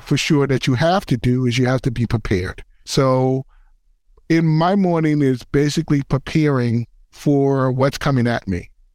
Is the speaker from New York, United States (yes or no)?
yes; New York City, New York, United States; I grew up in the Bronx, and I also am a former basketball player